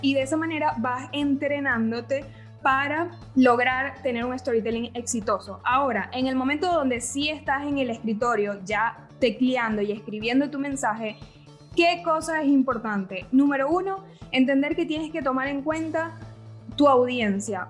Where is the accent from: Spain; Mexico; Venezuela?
Venezuela; now in Argentina; yo como venezolana aprendí a tomar mate